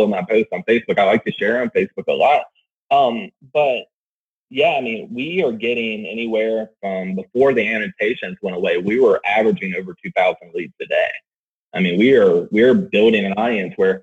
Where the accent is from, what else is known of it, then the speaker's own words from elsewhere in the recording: Roanoke, Virginia, United States; Roanoke, Virginia, my hometown